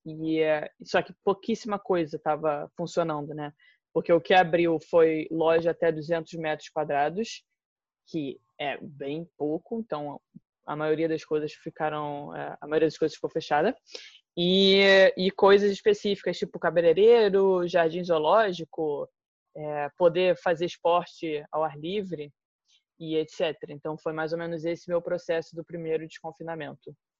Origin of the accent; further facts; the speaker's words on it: Brazil; now in Portugal; a minha posição como brasileira